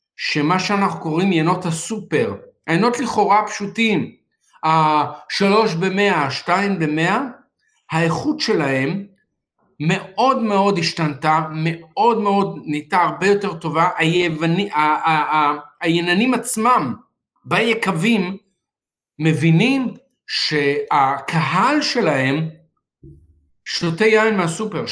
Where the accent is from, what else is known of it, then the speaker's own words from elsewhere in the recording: Israel; אצלנו בישראל